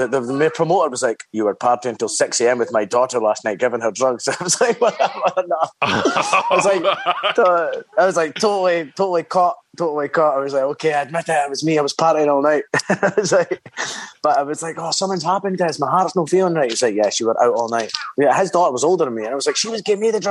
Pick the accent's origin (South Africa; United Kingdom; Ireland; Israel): United Kingdom; Dundee, Scotland; being from Dundee